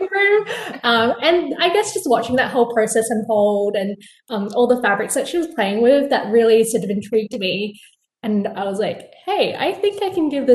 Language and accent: English; Perth, Western Australia, Australia; now in New York City, United States; I'm originally from Perth, Australia. So you can probably hear it in my voice. But now I'm based in New York City